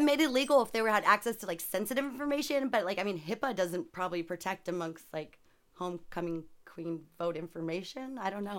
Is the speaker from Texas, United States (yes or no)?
no; Sacramento, California, United States; also born or lived in San Jose; I'm from Sacramento